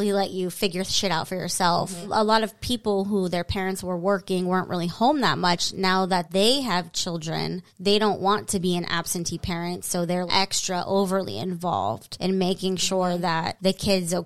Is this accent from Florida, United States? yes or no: yes; Florida, United States; moved away; I grew up in Florida.